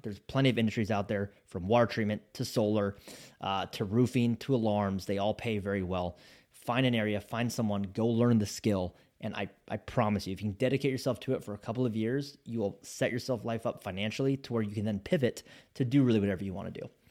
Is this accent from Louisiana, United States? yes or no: no; Spokane, Washington, United States; moved away as an adult; I grew up in Spokane, Washington